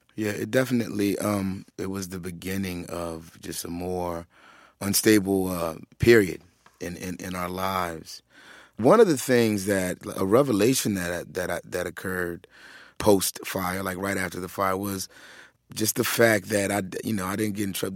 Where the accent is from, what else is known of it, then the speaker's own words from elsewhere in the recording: Philadelphia, Pennsylvania, United States; growing up in Philadelphia